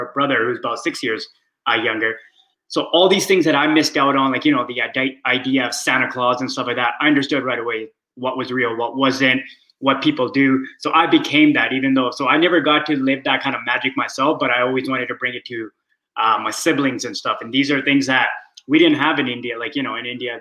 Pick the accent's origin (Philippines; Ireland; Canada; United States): Canada; small town in northern British Columbia; also born or lived in Surrey, BC; So I grew up on the West Coast, but I didn't grow up in Vancouver. I grew up in a small town, which was up north, which is 6 hours away from Vancouver